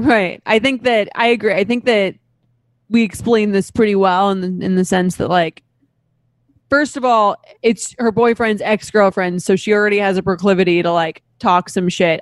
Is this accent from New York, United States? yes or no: yes; Long Island, New York, United States; I'm from Long Island.